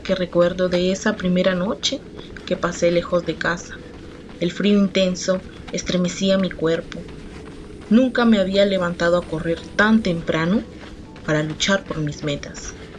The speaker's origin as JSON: {"language": "Spanish", "region": "Piura", "country": "Peru", "tie": "born or raised there", "said": "Nací en Piura"}